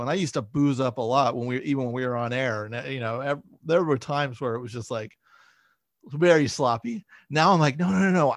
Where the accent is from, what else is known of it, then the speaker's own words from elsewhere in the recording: San Francisco Bay Area, California, United States; moved away as an adult; now in Los Angeles, United States; I grew up in the Bay Area